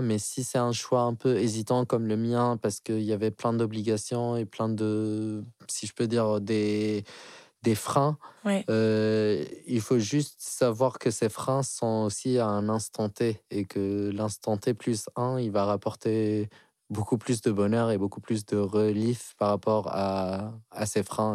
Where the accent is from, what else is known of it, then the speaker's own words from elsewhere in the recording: Algeria; moved away as an adult; now in France; j'ai 32 ans et je viens d'Algérie. Euh, ça fait 10 ans que je suis ici en France